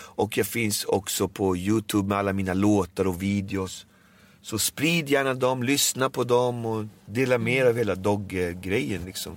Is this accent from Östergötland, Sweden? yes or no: no; Alby, Stockholm County, Sweden; jag är uppväxt i Albyvis. Jag är uppväxt i ett område med eh, multikulturell kultur men mm. jag är ju född här i Sverige.